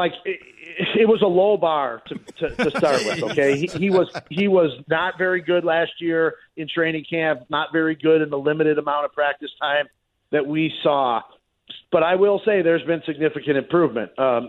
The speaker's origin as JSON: {"language": "English", "town": "Chicago", "region": "Illinois", "country": "United States", "tie": "born or raised there", "said": "I grew up in Chicago. It took me a long time for people to stop looking at me as an outsider."}